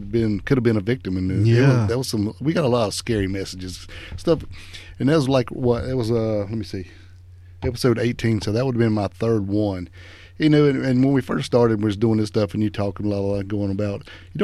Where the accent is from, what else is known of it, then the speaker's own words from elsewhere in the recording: the South, United States; we're from the South